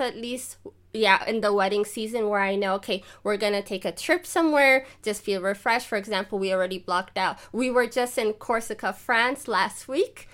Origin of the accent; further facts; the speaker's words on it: Ethiopia; now in Germany; I'm Ethiopian